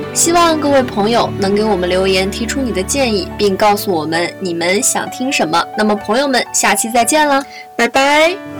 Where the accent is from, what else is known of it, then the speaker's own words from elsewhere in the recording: northern China, China; 作为抗冻的北方人